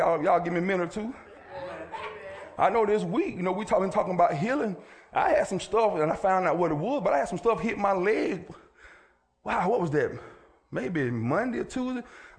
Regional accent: Villa Rica, Georgia, United States; Sandwich, but I mean sandwich in the country. I'm from Villarica.

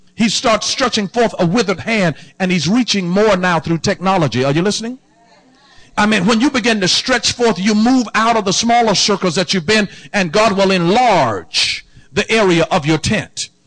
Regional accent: the South, United States; I'm born and raised in the South

